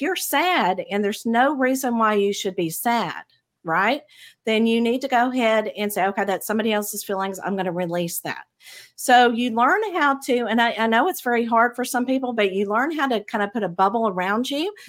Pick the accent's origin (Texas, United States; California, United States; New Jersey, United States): Texas, United States; Abilene; I grew up in the Bible Belt of Texas, in um, a middle in a very small town, Abilene, Texas